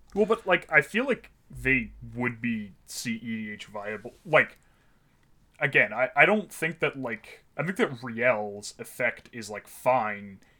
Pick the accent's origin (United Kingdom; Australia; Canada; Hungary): Canada; Ottawa, Ontario; now in Toronto, Canada; I grew up in Ottawa